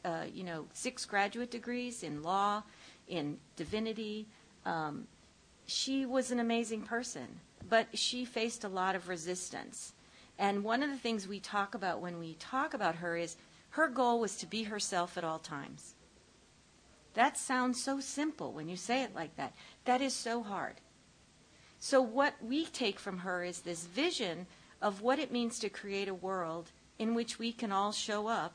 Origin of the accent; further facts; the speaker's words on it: Ohio, United States; I grew up in Ohio